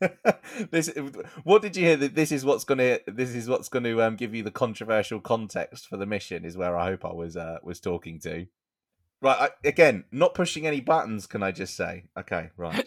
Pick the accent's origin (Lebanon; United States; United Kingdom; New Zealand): United Kingdom; we're British